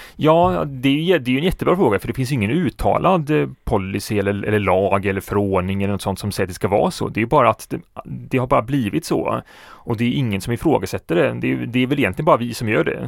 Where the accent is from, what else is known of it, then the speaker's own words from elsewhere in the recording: Alingsås, Västra Götaland, Sweden; jag är ju född och uppvuxen